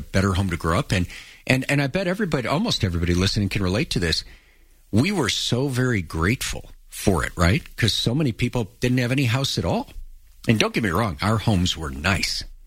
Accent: Chicago, Illinois, United States; we grew up in Chicago first in an apartment on the south side

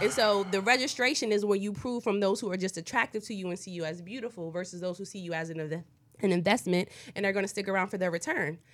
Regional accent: East Coast, United States; moved away; I'm from the East Coast

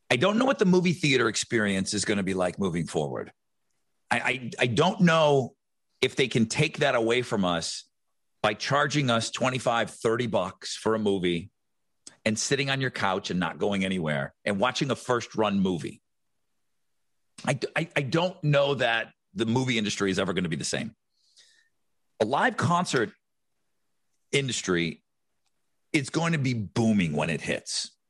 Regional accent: Buffalo, New York, United States; now in Houston, United States; Jason and I grew up in Buffalo

